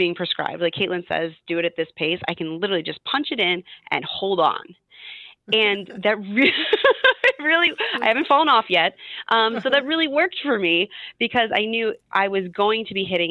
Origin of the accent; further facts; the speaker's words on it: Midwest, United States; moved away as an adult; now in Providence, United States; I grew up in the Midwest